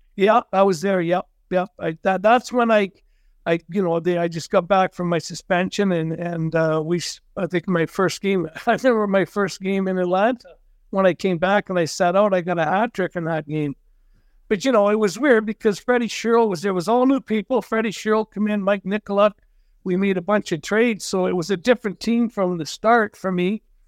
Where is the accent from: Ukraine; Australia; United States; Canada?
Canada; Cranbrook, British Columbia; also born or lived in Vernon / Medicine Hat; I grew up here, hometown boy, played all my minor hockey here